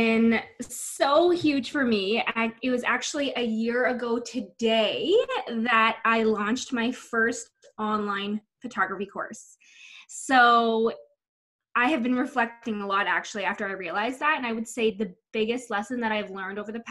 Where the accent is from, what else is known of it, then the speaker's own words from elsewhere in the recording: Whitby, Ontario, Canada; I grew up in Whitby, Ontario, and I am currently living in Whitby, Ontario.